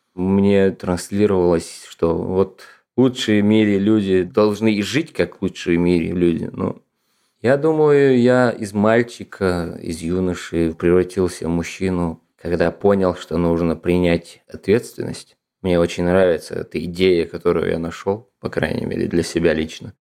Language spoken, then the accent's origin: Russian; Ingushetia, Russia; moved away as an adult; now in Moscow, Russia; я родом из Республики Ингушетия